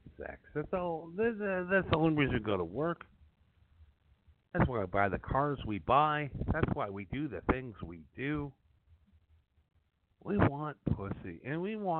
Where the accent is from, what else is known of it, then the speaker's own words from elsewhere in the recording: Madison, Wisconsin, United States; moved away as an adult; also born or lived in New York; I grew up in Wisconsin